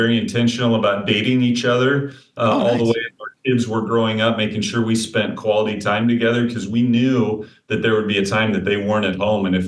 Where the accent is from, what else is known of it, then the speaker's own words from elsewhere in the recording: Pella, Iowa, United States; moved away as an adult; I grew up in a small town called Pella, Iowa, so southeast of Des Moines